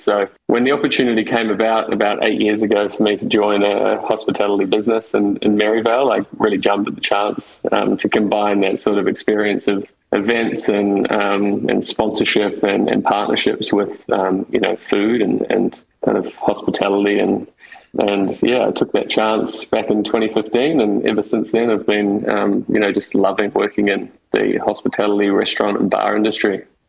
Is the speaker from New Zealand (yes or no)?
yes; New Zealand; now in Sydney, Australia; I'm, I'm a Kiwi. I grew up in, in New Zealand